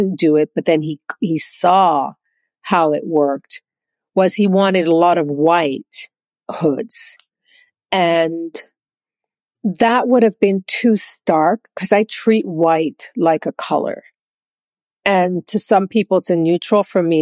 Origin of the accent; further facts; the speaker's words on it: Jamaica; moved away; I'm Jamaican